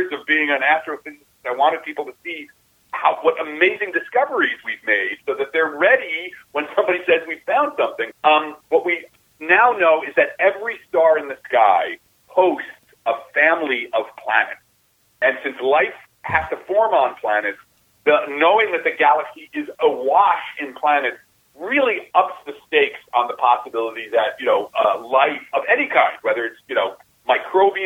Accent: New Jersey, United States; I'm from Jersey. I'm from the New Jersey, right across from New York.

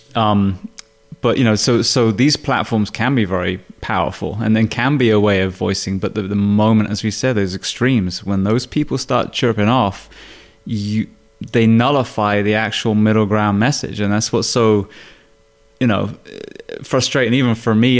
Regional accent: United Kingdom; now in United States; I'm obviously British

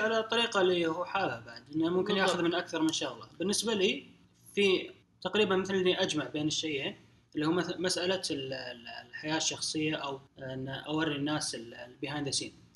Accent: Saudi Arabia; عندنا في السعوديه او في الخليج

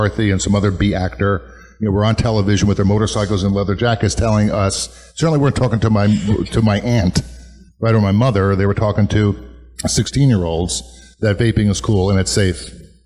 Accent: Woodbridge, New Jersey, United States; my hometown of Woodbridge

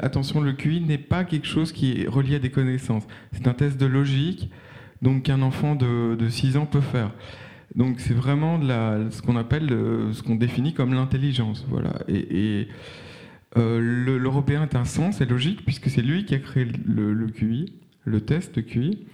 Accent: Brussels, Brussels-Capital Region, Belgium; je suis bruxellois

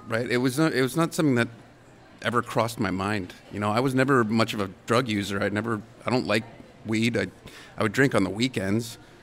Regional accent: Canada; being a Canadian actor

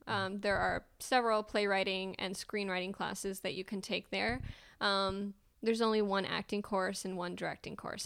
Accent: Calhoun, United States; moved away as an adult; now in Austin, United States; I grew up in Calhoun, which, if you haven't been there, there's, um, one stoplight in our entire county

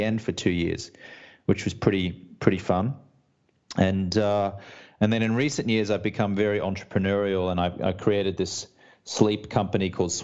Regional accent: Brisbane, Queensland, Australia; moved away as an adult; also born or lived in London / Los Angeles; now in United States; I'm Australian-American. I grew up in Brisbane, Australia, on the East Coast. Moved to London when I was 23

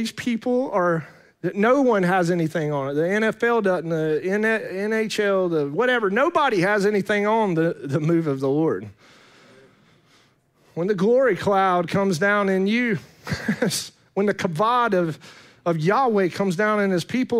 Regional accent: Fletcher, North Carolina, United States; born there; I come from around here. I was born in Fletcher.

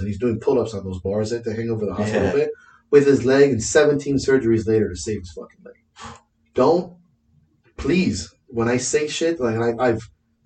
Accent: Miami, Florida, United States; I'm from Miami

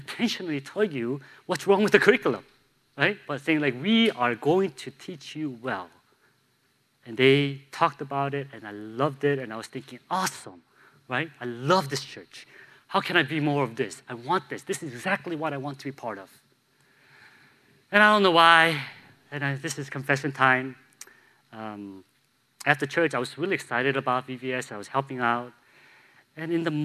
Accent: Buffalo Grove, Illinois, United States; also born or lived in St. Louis; Buffalo Grove? Like, my hometown?

